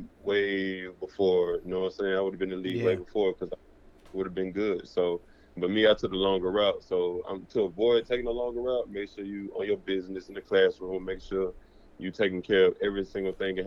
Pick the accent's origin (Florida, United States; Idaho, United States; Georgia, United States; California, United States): Georgia, United States; I'm from Georgia